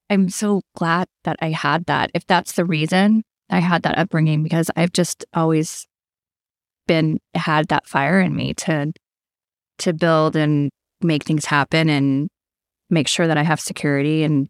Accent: Las Cruces, New Mexico, United States; So I was born and raised in Las Cruces, New Mexico. It's, Southwest and a melting pot of lots of different cultures.

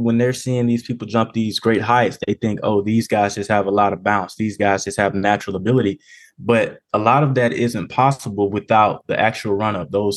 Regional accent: Mobile, Alabama, United States; Mobile, Alabama, which is my hometown

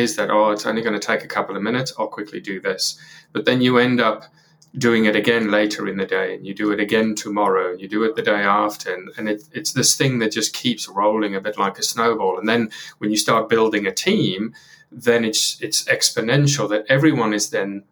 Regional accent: South Africa; moved away as an adult; now in United Kingdom; I grew up in South Africa, and when I was 18 or so, I ended up coming over to the UK and had no plans to, but ended up staying permanently.

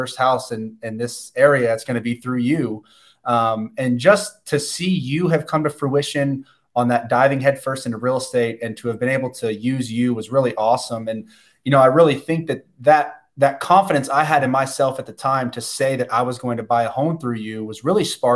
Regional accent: Destin, Florida, United States; Isaiah and I grew up here on the Emerald Coast in Destin

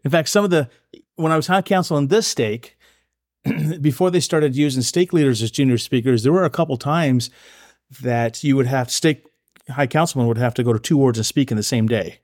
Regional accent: Oregon, United States; also born or lived in Idaho; I've, uh, grown up in Oregon. I call Oregon my home since the fifth grade.

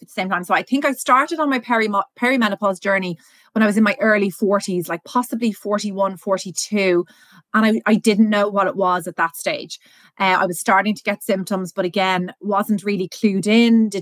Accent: Ireland; also born or lived in Dublin; I'm based in Dublin, born and raised in Ireland.

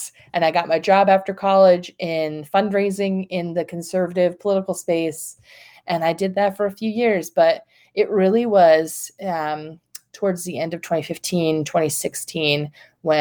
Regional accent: the North, Northern United States, United States; now in North Carolina, United States; I grew up in the North, so it was kind of a different part of the Baptist Convention.

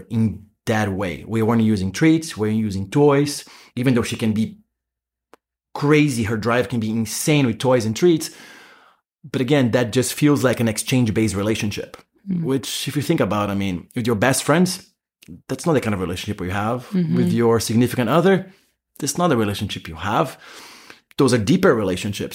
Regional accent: Brazil; moved away; In Brazil, yeah. I'm from Brazil.

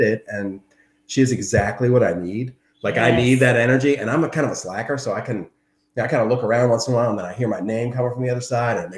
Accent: Maryland, United States; also born or lived in Delaware; I was born in Delaware, and we grew up in Maryland area

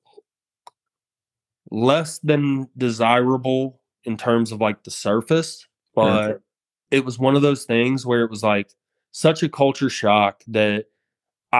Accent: United States; I'm an American in their country

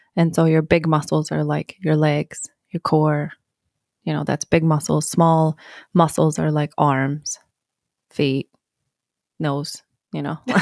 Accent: Sweden; moved away; born and raised in Sweden

